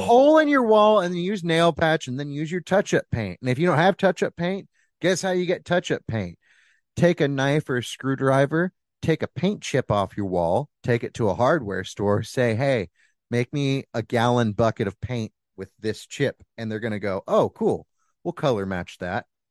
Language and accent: English; Bixby, Oklahoma, United States; born or raised there